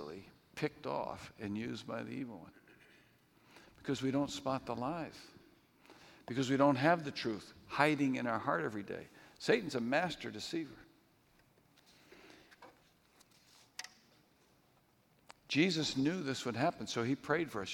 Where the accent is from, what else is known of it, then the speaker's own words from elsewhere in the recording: New England, United States; When I was growing up in New England